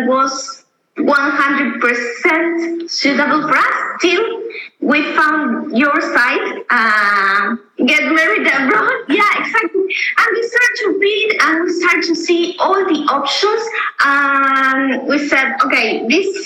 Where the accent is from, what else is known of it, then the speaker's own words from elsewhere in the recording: Argentina; moved away as an adult; now in Berlin, Germany; we are from Argentina. We moving here to Berlin in January.